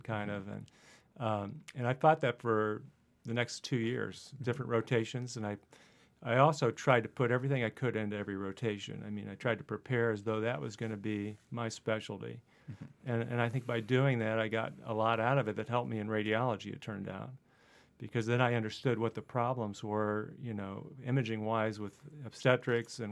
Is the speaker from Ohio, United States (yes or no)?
yes; Middletown, Ohio, United States; moved away as an adult; also born or lived in Dayton, Ohio / Purdue (Indiana); I grew up in Southwest Ohio, and then went to high school in a town called Middletown